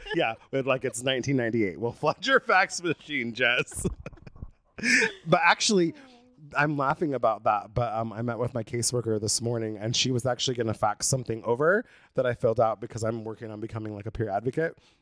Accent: Brookings, Oregon, United States; born or raised there; moved away as an adult; now in Los Angeles, United States

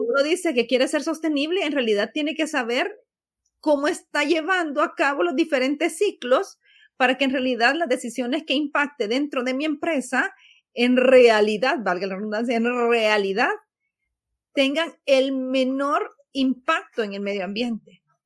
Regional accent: El Salvador

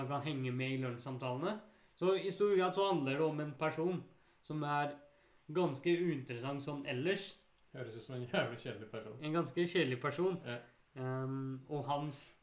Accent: Bærum, Akershus, Norway; der jeg vokste opp, i Bærum

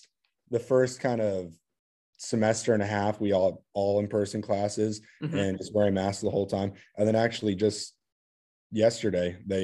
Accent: Bandon, Oregon, United States; Just because I felt like with the way that I grew up back in Bandon, like, I wouldn't have the opportunity to get my way into a school like Wake Forest

